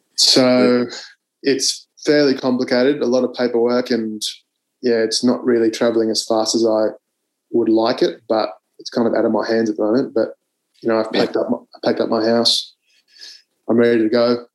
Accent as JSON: {"language": "English", "town": "Canberra", "region": "Australian Capital Territory", "country": "Australia", "tie": "born or raised there", "said": "I grew up in Canberra"}